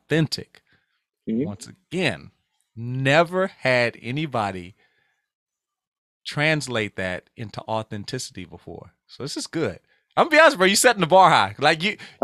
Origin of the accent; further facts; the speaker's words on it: Louisiana, United States; I'm from Louisiana